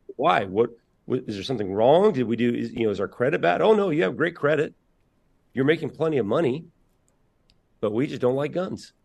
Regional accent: Indiana, United States; I'm from Indiana

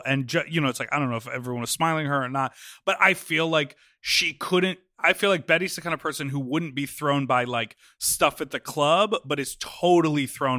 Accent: Mexico; I grew up watching you in Mexico.

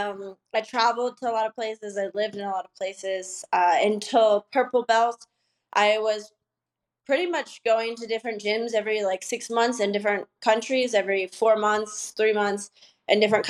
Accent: Idaho, United States; also born or lived in Los Angeles / San Diego; now in Mexico; I'm from Idaho.

